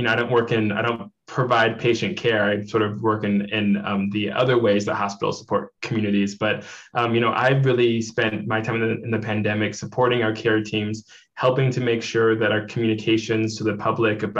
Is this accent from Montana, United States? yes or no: yes; Missoula, Montana, United States; now in Bozeman, United States; I actually was raised in Missoula, Montana. That's like my home